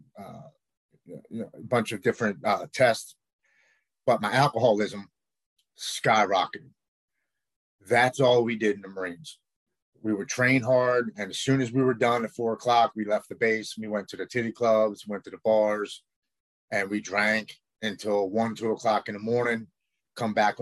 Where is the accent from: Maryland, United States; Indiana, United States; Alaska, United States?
Maryland, United States; Baltimore; I'm from Baltimore, Maryland